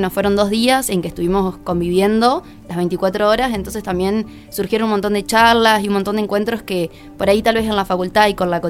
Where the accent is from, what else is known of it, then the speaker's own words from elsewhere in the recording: Colón, Entre Ríos, Argentina; moved away as an adult; now in Paraná, Argentina; yo soy de Colón ah, eh, y bueno, estoy viviendo acá.